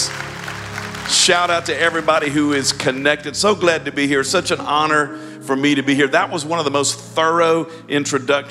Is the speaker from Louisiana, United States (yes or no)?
yes; Baton Rouge, Louisiana, United States; moved away; I'm from Baton Rouge, actually a Baton Rouge guy, born and raised in Baton Rouge, went to LSU